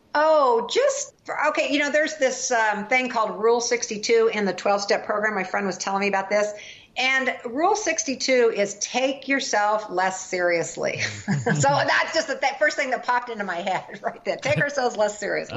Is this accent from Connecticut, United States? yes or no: no; Kansas, United States; Kansas, my home state.